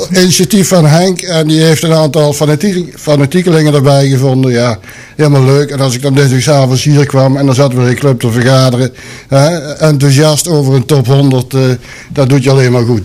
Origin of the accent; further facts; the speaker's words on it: Sint Hubert, North Brabant, Netherlands; moved away as an adult; now in Boxmeer, Netherlands; Ik ben geboren in Sint-Hubert. Heb ik 28 jaar gewoond.